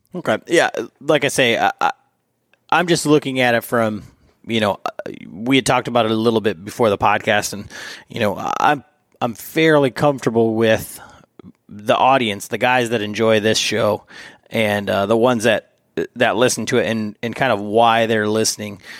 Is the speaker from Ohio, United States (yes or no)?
no; Michigan, United States; I'm from Michigan.